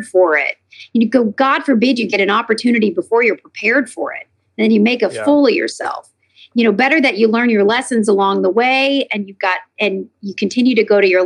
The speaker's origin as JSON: {"language": "English", "town": "Lexington", "region": "Kentucky", "country": "United States", "tie": "born or raised there", "also_born_or_lived": "New York / Nashville, Tennessee", "moved": "yes", "lives_now": "California, United States", "said": "I'm from Lexington, Kentucky"}